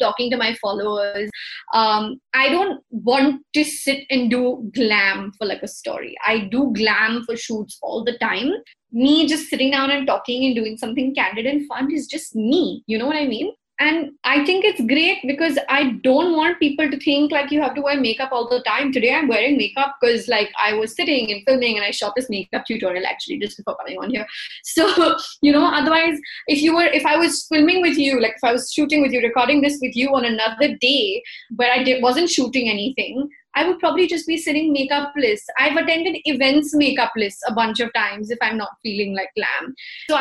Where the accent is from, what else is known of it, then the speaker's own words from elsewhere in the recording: India; We're Indian, yeah, we're brown people